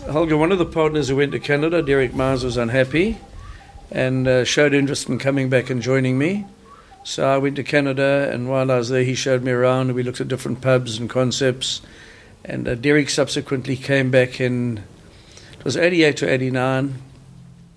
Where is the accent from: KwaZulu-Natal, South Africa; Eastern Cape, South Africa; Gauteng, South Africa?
KwaZulu-Natal, South Africa; Durban; moved away; also born or lived in Johannesburg / Vereeniging; originally from Durban and then Johannesburg